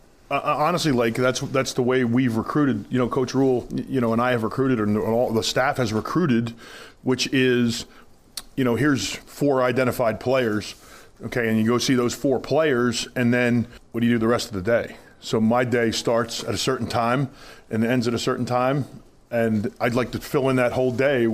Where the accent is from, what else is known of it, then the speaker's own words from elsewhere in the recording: New Jersey, United States; moved away as an adult; now in Nebraska, United States; I'm from New Jersey